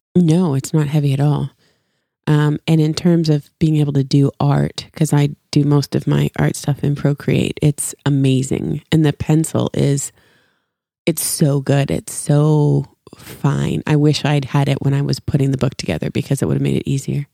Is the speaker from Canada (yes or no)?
yes; Canada; moved away as an adult; now in Franklin, United States; growing up, I was, and I, I still am, was so proud to be Canadian